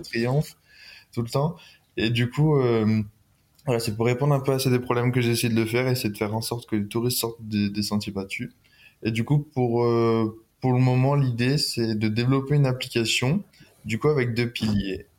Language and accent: French; near Lyon, Auvergne-Rhône-Alpes, France; also born or lived in Grenoble; je viens de proche de Lyon à peu près. J'habite entre saint étienne et Lyon.